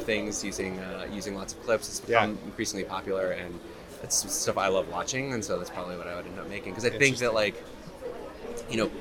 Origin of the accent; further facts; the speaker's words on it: Miami, Florida, United States; I was growing up in Miami